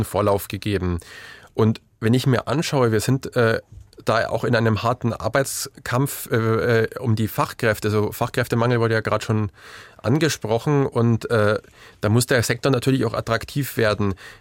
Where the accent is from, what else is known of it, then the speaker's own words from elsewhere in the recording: Bavaria, Germany; ich komme, ähm, man hört es aus meinem Dialekt vielleicht nicht unbedingt aus Sachsen, aber ich komme aus Bayern vom Dorf